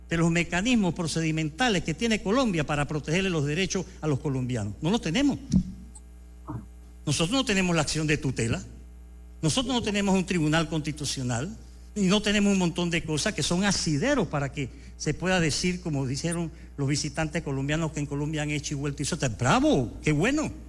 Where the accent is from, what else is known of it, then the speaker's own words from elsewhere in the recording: Panama; Aquí los mejores actores para acabar con el crimen organizado somos los ciudadanos panameños.